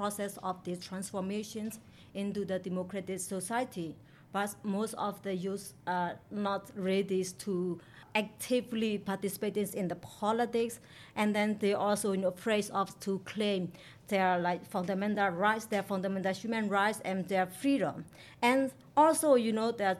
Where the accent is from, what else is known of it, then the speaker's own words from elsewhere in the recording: Mon State, Myanmar; English is a second language; I come from Mon State in Myanmar. My hometown is located in a small island in the northern